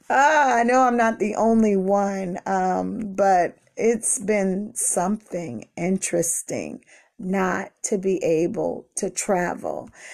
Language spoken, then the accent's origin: English; Washington, District of Columbia, United States; I was born and raised in Washington, D C